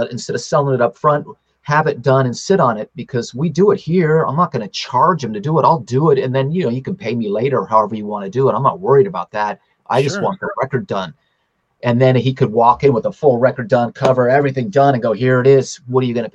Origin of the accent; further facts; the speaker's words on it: Tucson, Arizona, United States; moved away as an adult; also born or lived in California; I grew up in Tucson